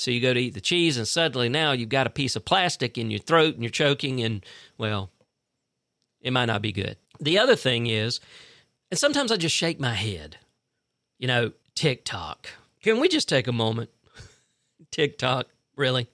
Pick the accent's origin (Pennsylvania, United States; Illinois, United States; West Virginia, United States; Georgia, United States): Georgia, United States; Fitzgerald; now in Tifton, United States; I'm originally from Fitzgerald. My wife is originally from Cordill, but, uh, you know, we, we both basically grew up in Fitzgerald, Georgia